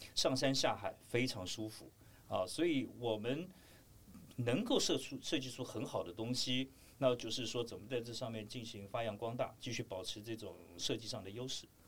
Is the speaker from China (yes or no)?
no; Taiwan; 我们台湾这边对二一式迷彩基本上的了解是非常非常地少的